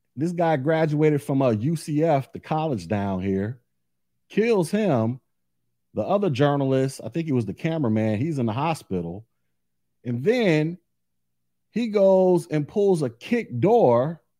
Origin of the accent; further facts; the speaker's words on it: Orlando, Florida, United States; I'm from Orlando. Live here now